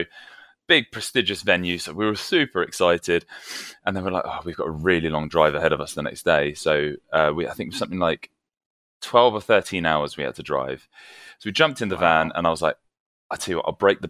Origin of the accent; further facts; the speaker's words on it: United Kingdom; accent: posh British; now in London, United Kingdom; they'll be able to tell from the distinctly posh British accent.